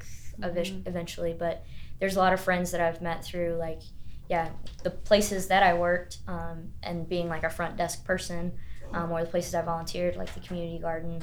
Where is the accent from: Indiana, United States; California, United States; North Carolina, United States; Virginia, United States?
North Carolina, United States; Greensboro; moved away as an adult; now in Marion, United States; I grew up in a bigger city. Like I like my city that I grew up in Greensboro